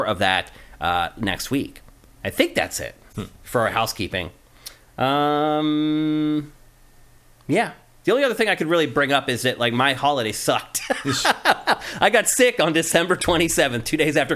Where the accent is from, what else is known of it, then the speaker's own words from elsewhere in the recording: Philadelphia, Pennsylvania, United States; I'm from Philly